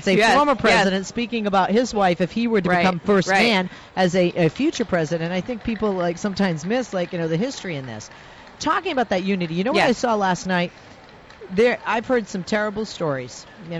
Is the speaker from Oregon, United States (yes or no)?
no; Massachusetts, United States; now in California, United States